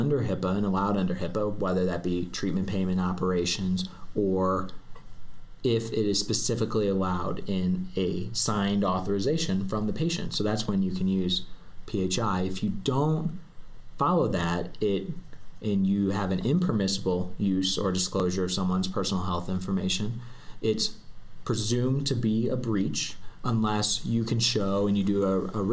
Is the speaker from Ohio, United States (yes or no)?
no; St. Louis, Missouri, United States; moved away as an adult; now in Denver, United States; I'm originally from St. Louis, Missouri, and I moved out here to attend the University of Denver Sturm College of Law.